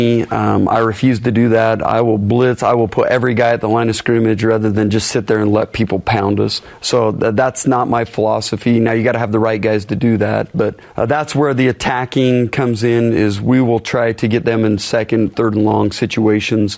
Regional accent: Lehi, Utah, United States; I grew up in Lehigh

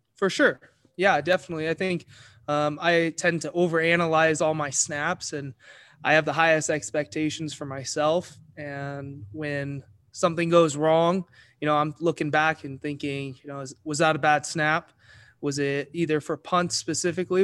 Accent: Eagle, Idaho, United States; I'm from Eagle, Idaho

